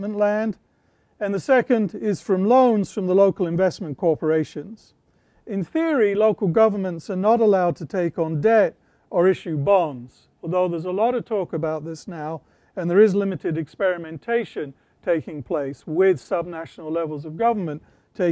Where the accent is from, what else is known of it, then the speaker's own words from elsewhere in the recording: United Kingdom; moved away; where I grew up in Britain